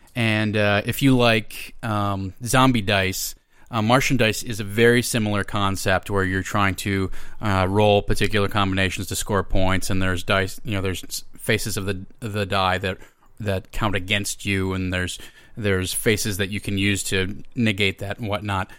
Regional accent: Minnesota, United States; moved away as an adult; now in Los Angeles, United States; I am originally from Minnesota

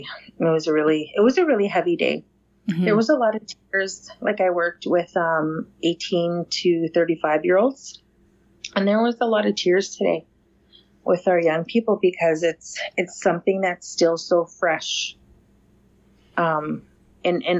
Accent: Grand Rapids, Manitoba, Canada; I come from the Missipaistic Cree Nation, and that is the English name is Grand Rapids First Nation. And it's a small community of about 1,200 in northern Manitoba, Canada

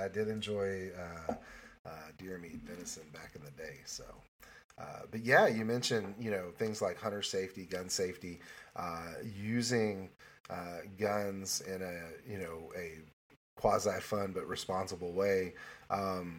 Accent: Morrilton, Arkansas, United States; moved away; also born or lived in Plumerville, Arkansas; My birth town, my home, my birthplace, Morrilton itself is small

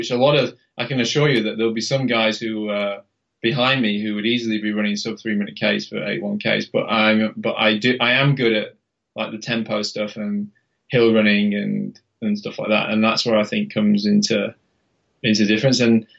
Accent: Halifax, Yorkshire and the Humber, United Kingdom; Yeah. I mean, and where I lived in Halifax, that's the centre of the Pennines, right? It's like super hilly, like really hilly.

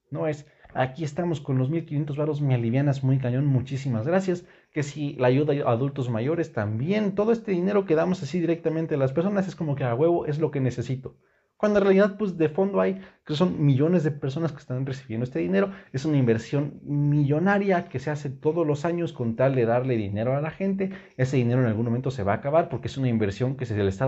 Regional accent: Mexico; general los mexicanos tenemos que empezar a pensar que los corruptos y los culeros no son los políticos, somos los mexicanos.

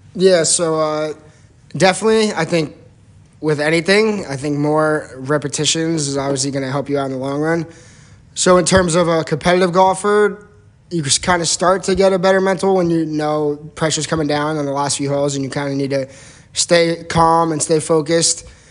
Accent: New Jersey, United States; I'm from New Jersey.

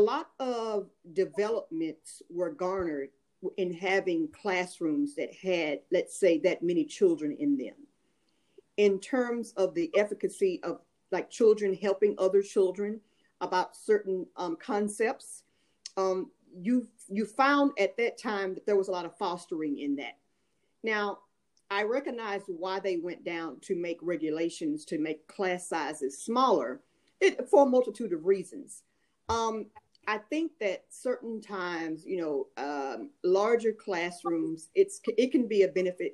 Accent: United States; I am an American

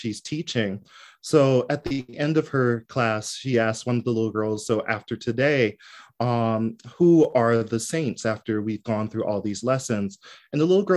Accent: New Jersey, United States; I'm from South Jersey.

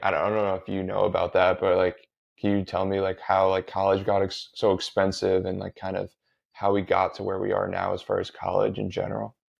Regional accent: Connecticut, United States; I grew up in Connecticut, the public schools are really good here

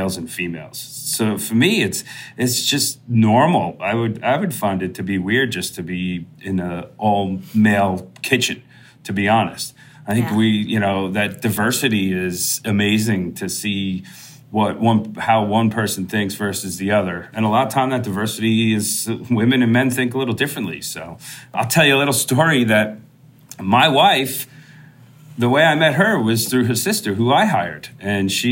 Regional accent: Long Island, New York, United States; I grew up on Long Island

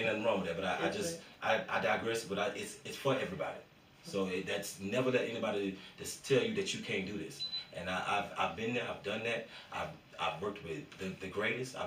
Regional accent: Florida, United States; I come from Florida

